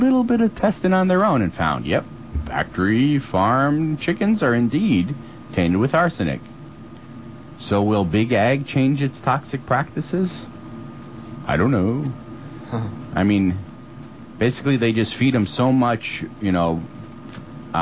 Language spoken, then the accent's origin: English; United States; I'm an American.